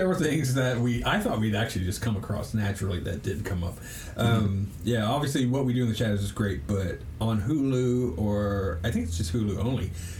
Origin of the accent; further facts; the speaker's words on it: Oklahoma, United States; And we're all from Oklahoma.